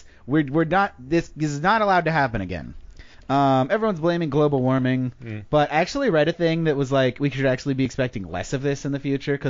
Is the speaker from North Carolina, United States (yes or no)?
no; New Jersey, United States; I'm from New Jersey